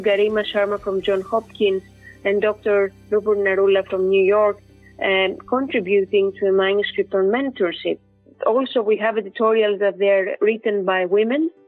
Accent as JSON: {"language": "English", "town": "Athens", "region": "Attica", "country": "Greece", "tie": "born or raised there", "also_born_or_lived": "Ioannina, Greece", "moved": "as an adult", "lives_now": "London, United Kingdom", "said": "I was born and raised in Athens, uh, Greece"}